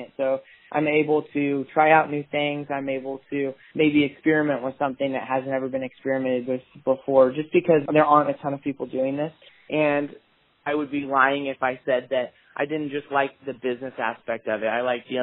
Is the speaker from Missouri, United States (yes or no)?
yes; Northeast Missouri, United States; I am from Northeast Missouri, and I harvest native prairie plants